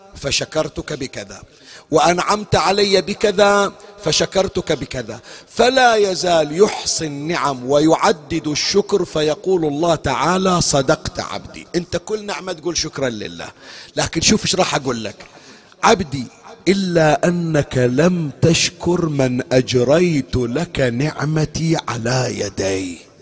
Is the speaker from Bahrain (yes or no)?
yes; Bahrain; عندنا بكل الحسينيات عندنا بالبحرين